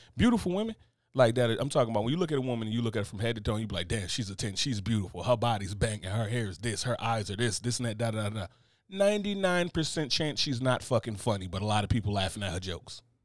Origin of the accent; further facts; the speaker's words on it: United States; I come from the tri-state area